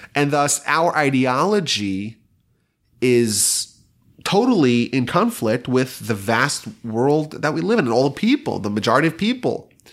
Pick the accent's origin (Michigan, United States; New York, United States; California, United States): New York, United States; now in Houston, United States; I remember growing up in New York